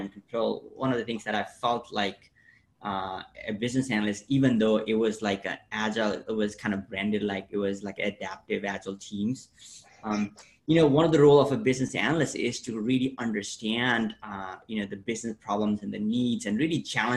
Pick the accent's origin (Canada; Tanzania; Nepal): Nepal; moved away; I grew up in Nepal